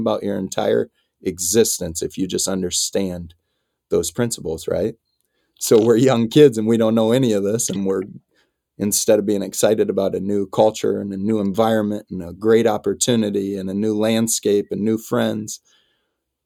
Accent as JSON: {"language": "English", "region": "Iowa", "country": "United States", "moved": "yes", "said": "I'm a kid from Iowa"}